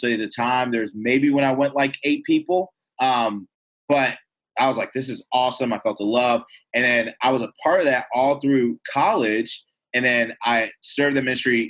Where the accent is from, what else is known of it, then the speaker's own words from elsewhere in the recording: Louisiana, United States; also born or lived in Michigan; my dad's job transferred him to Louisiana. And so I moved to Louisiana. I went to kind of finish up elementary school, went to middle school and high school there, Louisiana